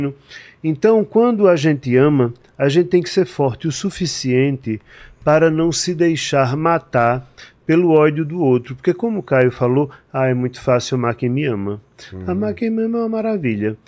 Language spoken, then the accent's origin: Portuguese; João Pessoa, Paraíba, Brazil; moved away as an adult; now in São Paulo, Brazil; Eu sou de João Pessoa, na Paraíba